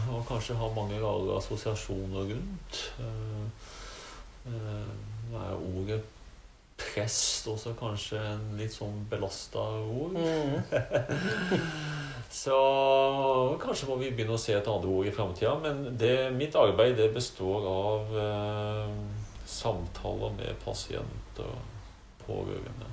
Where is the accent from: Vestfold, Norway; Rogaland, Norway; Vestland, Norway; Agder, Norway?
Agder, Norway; Arendal; moved away as an adult; also born or lived in Eastern Norway / Larvik; now in Heggedal, Norway; født og oppvokst i Arendal